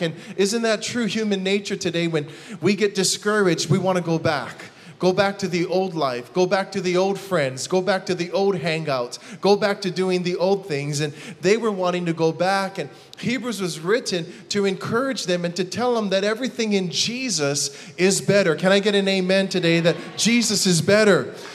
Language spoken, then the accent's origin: English; Hawaii, United States; I'm from Hawaii